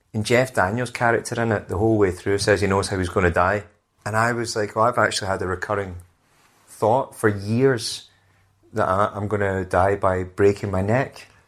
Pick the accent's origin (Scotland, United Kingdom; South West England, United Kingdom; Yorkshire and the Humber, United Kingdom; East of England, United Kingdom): Scotland, United Kingdom; now in London, United Kingdom; being Scottish